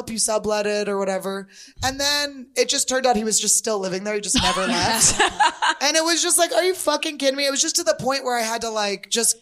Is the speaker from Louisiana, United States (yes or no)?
no; Philadelphia, Pennsylvania, United States; I'm from Philly.